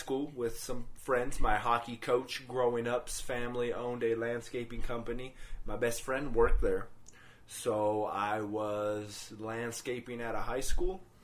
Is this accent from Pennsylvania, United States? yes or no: no; Greeley area, Denver metro area, Colorado, United States; now in Denver, United States; we actually always went to church until we moved away from the Greeley area up to the metro area of Denver. And then, of course, once we came up here